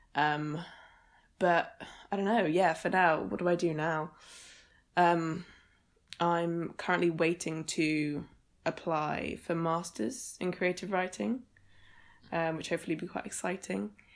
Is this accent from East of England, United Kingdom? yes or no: yes; Suffolk, East of England, United Kingdom; moved away as an adult; also born or lived in Edinburgh; so I grew up in Suffolk, which is in East Anglia